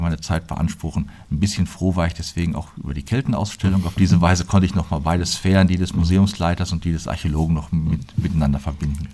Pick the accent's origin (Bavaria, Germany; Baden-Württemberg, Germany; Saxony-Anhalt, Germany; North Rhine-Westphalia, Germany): North Rhine-Westphalia, Germany; Plettenberg; moved away as an adult; also born or lived in Münster; now in Fulda, Germany; ich bin Sauerländer